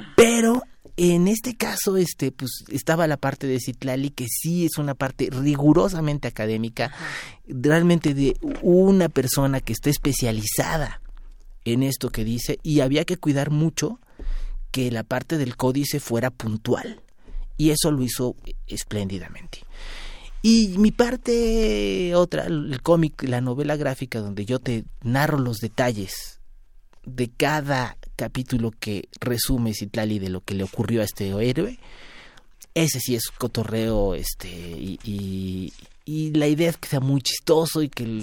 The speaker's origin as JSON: {"language": "Spanish", "country": "Mexico", "said": "los mexicanos somos algo diferentes"}